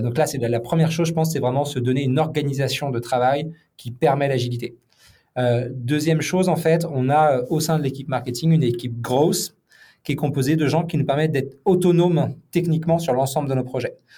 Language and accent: French; western France, France; also born or lived in Nantes; je suis originaire de, l'ouest de la France et je vis à Nantes